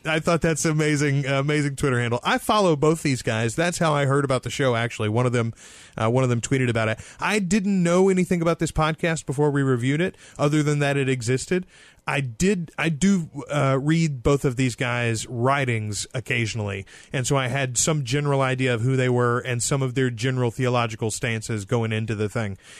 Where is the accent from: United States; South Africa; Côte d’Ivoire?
United States; the South; now in Louisiana, United States; we are both colored by uh, the Southern Methodist, the Baptist